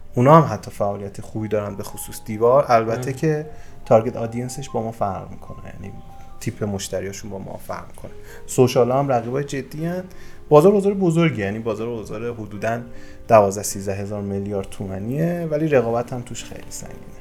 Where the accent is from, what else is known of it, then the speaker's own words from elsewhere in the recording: Yazd Province, Iran; من متولد یزدم همه جای اینو میگم و در واقع بخش بزرگی از زندگیمو توی یزد گذروندم